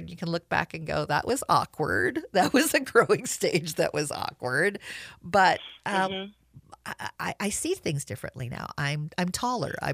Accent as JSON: {"language": "English", "region": "New Jersey", "country": "United States", "tie": "born there", "also_born_or_lived": "Washington, D.C. / Southern California", "said": "in New Jersey, very multicultural. I moved. We moved to D.C. Mom was involved with civil rights, very involved with multicultural group. Moved to Southern California."}